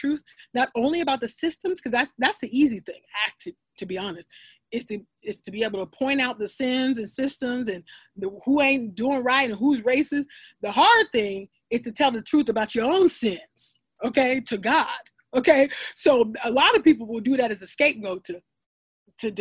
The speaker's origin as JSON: {"language": "English", "region": "California", "country": "United States", "tie": "born or raised there", "said": "I grew up in California"}